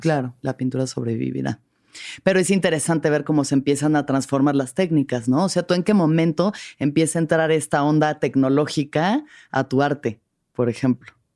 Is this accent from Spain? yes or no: no; Mexico City, Mexico; Yo que soy de la Ciudad de México